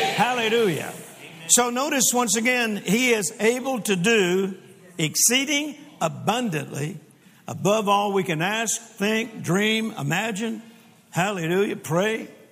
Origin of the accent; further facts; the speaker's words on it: Louisiana, United States; also born or lived in Mississippi; now in Texas, United States; I am born in Mississippi and grew up in Louisiana and then got hit to Texas just as fast as I could